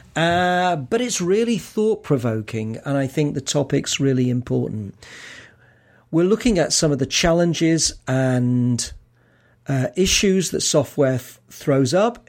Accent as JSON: {"language": "English", "town": "Manchester", "region": "North West England", "country": "United Kingdom", "said": "I come from Manchester in the north of England"}